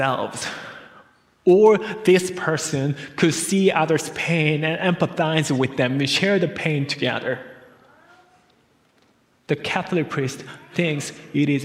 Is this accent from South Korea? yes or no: yes; South Korea; moved away; we came from South Korea. We are migrants' family here.